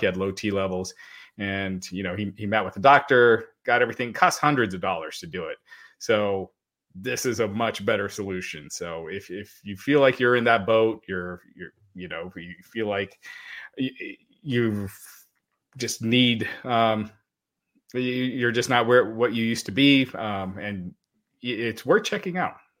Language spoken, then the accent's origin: English; Kentucky, United States; that's where I was born. I was born in Kentucky, me and my sister both